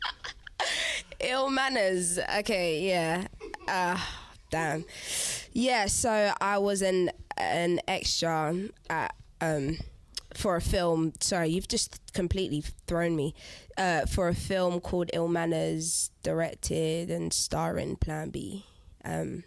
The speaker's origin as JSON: {"language": "English", "region": "London", "country": "United Kingdom", "tie": "born or raised there", "said": "the Angel Islington, my hometown"}